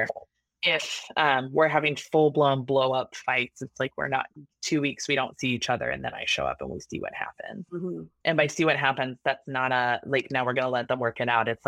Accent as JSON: {"language": "English", "region": "Oregon", "country": "United States", "said": "I'm from Oregon. It's all woods. It's all rural."}